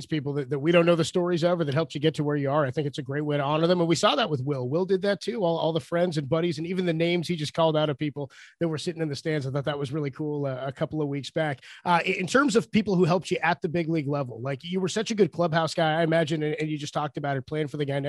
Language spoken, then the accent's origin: English; San Francisco, California, United States; baseball and growing up in San Francisco and having that history of a team that's been here since 1958, it's a part of our souls.